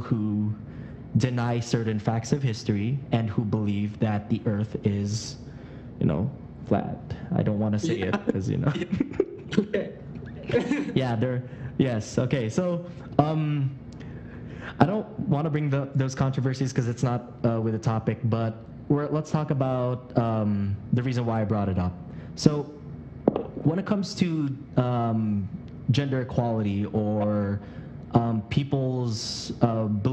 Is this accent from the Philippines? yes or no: yes; Philippines; also born or lived in United States; I was born in America, but I was raised here in the Philippines.